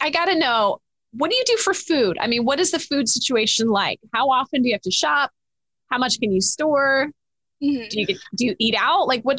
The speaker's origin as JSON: {"language": "English", "town": "Denver", "region": "Colorado", "country": "United States", "tie": "born or raised there", "moved": "yes", "lives_now": "Ohio, United States", "said": "because we're from Denver. And so I grew up with the mountains in the distance."}